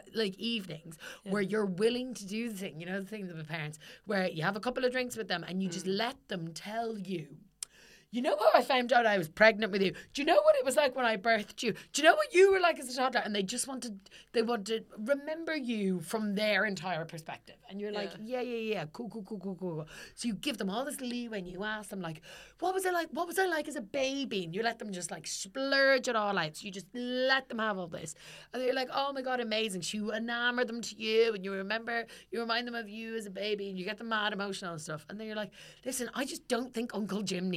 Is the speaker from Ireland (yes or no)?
yes; Ireland; I'm Irish.